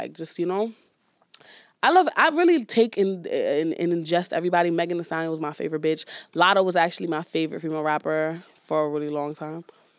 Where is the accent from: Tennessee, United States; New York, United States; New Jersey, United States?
New York, United States; Brooklyn; Brooklyn, New York, period.